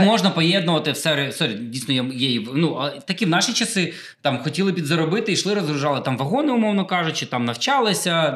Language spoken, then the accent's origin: Ukrainian; Khmelnytskyi, Khmelnytskyi Oblast, Ukraine; в моєму рідному Хмельницькому